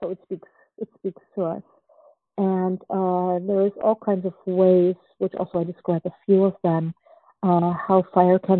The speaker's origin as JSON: {"language": "English", "country": "Germany", "tie": "born or raised there", "also_born_or_lived": "Czechoslovakia", "moved": "yes", "said": "since we escaped uh, Czechoslovakia when I was two, and I grew up in Germany and then in, in, different other countries"}